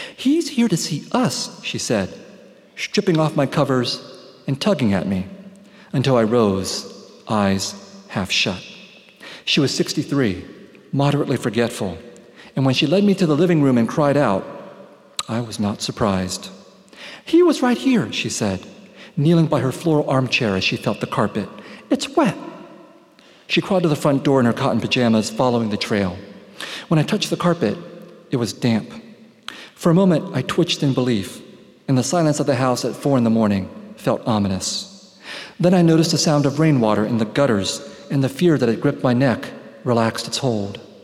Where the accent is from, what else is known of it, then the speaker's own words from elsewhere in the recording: San Jose, California, United States; growing up in San Jose in the 1970s and 1980s